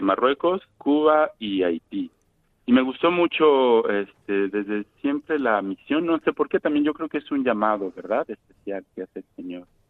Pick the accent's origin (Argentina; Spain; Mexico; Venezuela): Mexico; moved away as an adult; now in Morocco